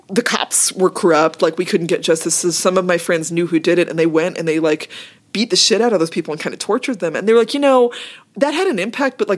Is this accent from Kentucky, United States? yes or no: no; Massachusetts, United States; moved away as an adult; also born or lived in Toronto / Oakland / New York / Queens; now in Seattle, United States; I grew up in Massachusetts.